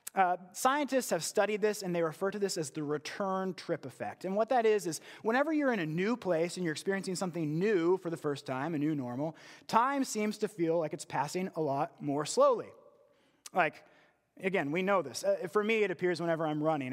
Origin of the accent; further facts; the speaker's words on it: West Virginia, United States; I was from West Virginia